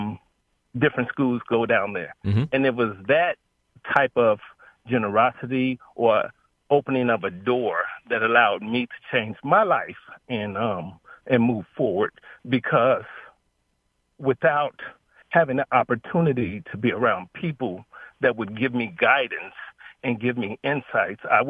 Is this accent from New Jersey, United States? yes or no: no; Chicago, Illinois, United States; I was born in Chicago, born and raised in the Robert Taylor Projects